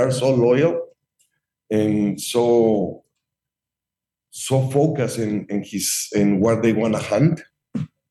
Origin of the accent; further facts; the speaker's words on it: Mexico; moved away as an adult; also born or lived in Ohio; now in Chicago, United States; I'm American and Mexican citizens.